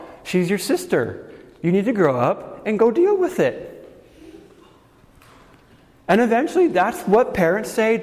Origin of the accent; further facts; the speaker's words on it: Guatemala; when I was a kid, I grew up in Guatemala